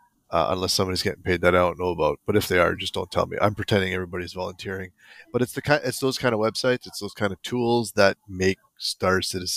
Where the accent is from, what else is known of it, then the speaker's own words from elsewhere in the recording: New Jersey, United States; I'm the Russian from New Jersey.